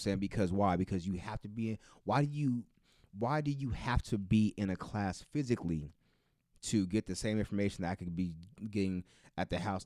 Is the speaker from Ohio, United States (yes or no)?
no; Bakersfield, California, United States; I'm from Bakersfield